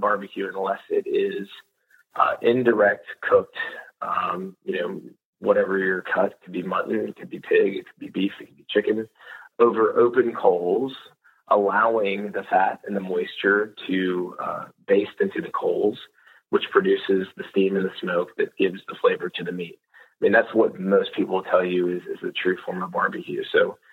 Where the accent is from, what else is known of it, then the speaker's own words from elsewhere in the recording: the South, United States; born and raised in the South